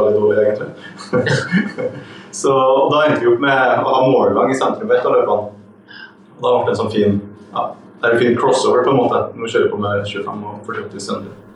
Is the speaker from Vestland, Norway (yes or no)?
no; Brønnøysund, Nordland, Norway; now in Stranda, Norway; jeg er fra Brønnøysund